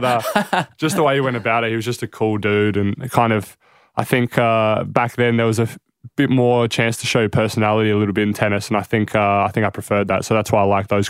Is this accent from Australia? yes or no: yes; Adelaide, South Australia, Australia; born there; So both my parents are born and raised in Greece for the most part. And I was born in Adelaide and here I am.